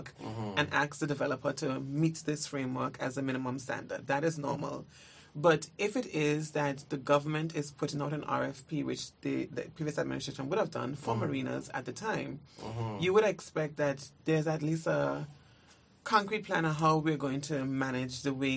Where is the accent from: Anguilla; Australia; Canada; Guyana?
Anguilla; I think I'm from Anguilla